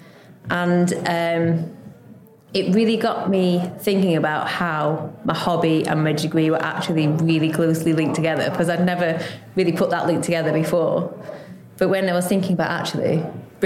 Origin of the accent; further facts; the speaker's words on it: Lancashire, North West England, United Kingdom; moved away as an adult; also born or lived in London; now in Staines, United Kingdom; I'm originally from Lancashire. I came down to London to do a degree in biochemistry.